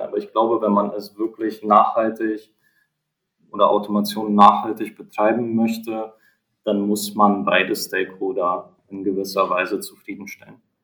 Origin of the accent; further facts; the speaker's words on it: Hamburg area, Germany; wir kommen ja aus der Hamburger Region